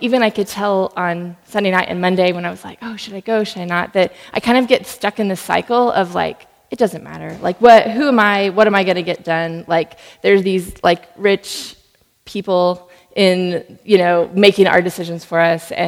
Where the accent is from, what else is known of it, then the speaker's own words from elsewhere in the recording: Allen, Texas, United States; I'm from Allen, Texas. Grew up about 2 minutes around the corner from the outlet mall